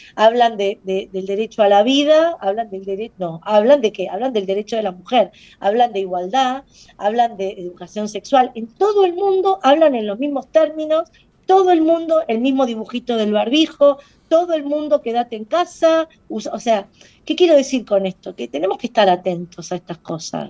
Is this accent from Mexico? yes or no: no; Argentina